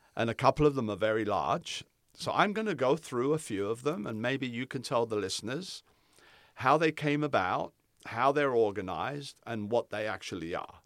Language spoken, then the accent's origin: English; Palm Springs, California, United States; moved away; I'm from Palm Springs. I lived in Palm Springs